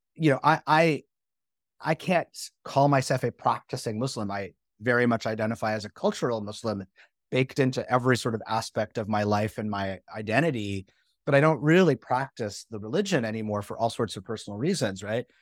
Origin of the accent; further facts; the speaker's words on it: Canada; moved away as an adult; now in United States; I'm from Canada, right? And I, I, like, I came to the US to go to school